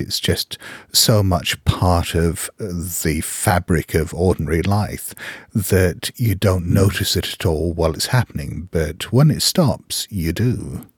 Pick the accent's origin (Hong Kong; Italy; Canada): Hong Kong; also born or lived in Geneva, Switzerland; When I was a kid, Hong Kong was like one big building site